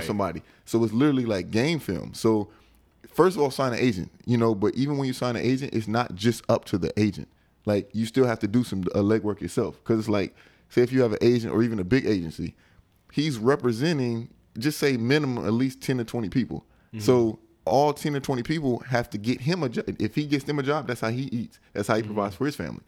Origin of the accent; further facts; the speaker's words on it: United States; moved away as an adult; also born or lived in Europe; I'm American.